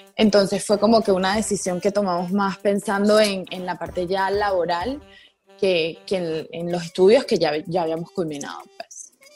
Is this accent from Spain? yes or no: no; Caracas, Capital District, Venezuela; moved away as an adult; also born or lived in Santa Barbara, California / New York; now in Panama; yo soy de Venezuela, allá estudié la universidad